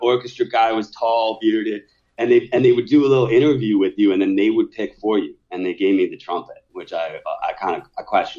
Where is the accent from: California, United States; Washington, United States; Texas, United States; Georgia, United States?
Washington, United States; Seattle; I was growing up in Seattle at that particular time.